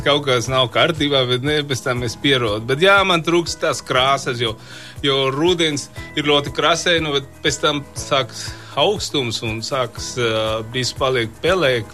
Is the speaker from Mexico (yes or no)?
yes; Mexico; Latvian is a second language; now in Latvia; no, no Meksikas